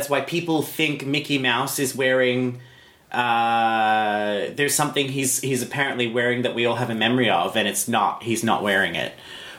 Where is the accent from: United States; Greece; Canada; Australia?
Australia; And I am an Australian.